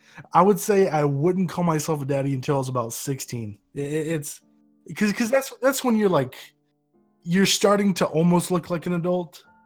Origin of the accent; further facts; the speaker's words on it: South Carolina, United States; I'm from the United States, around South Carolina.